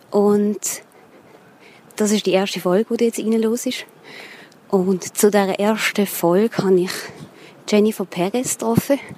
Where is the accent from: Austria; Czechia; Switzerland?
Switzerland; Basel and the region; mit Musikerinnen aus Basel und aus der Region, von der wo ich herkomme